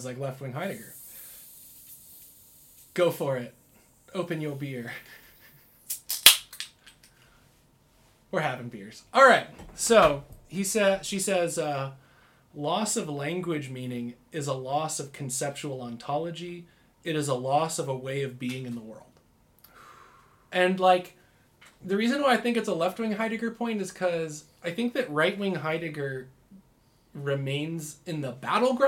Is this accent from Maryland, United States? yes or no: no; Michigan, United States; now in Utah, United States; I didn't grow up in Utah, I grew up in Michigan